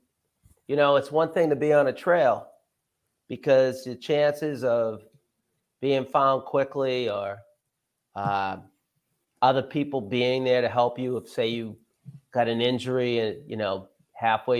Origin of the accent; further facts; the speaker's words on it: Dover, New Hampshire, United States; also born or lived in Goffstown, New Hampshire; I was born in Gonick, lived in Dover all my life. I still live in Dover, New Hampshire. I went through the Dover school system